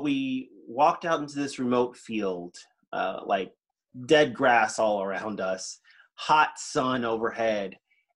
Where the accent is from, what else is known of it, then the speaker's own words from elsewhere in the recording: Houston, Texas, United States; we moved from East Texas, where I was born, to Houston